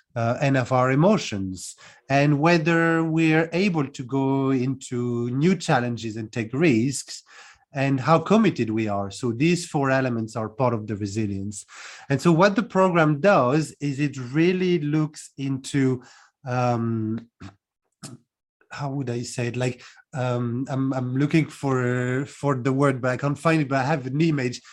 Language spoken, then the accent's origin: English; France; moved away as an adult; also born or lived in United Kingdom; now in Cluj-Napoca, Romania; I'm originally from France, um, born and raised, and I left about 15 years ago to move to the UK first, and now I'm in Cluj-Napoca in Romania